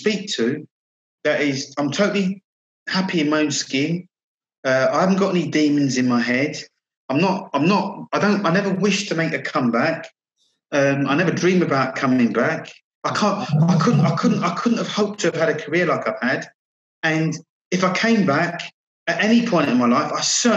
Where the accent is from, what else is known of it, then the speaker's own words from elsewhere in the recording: Croydon, London, United Kingdom; I'm playing to like a full house of Croydon people now. I'm in my hometown.